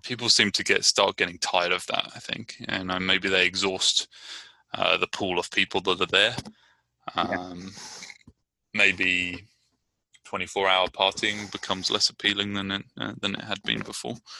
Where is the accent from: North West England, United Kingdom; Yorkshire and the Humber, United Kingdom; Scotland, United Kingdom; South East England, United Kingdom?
South East England, United Kingdom; Brighton; now in Richmond, United States; I'm from Brighton, England, and I live in Richmond, California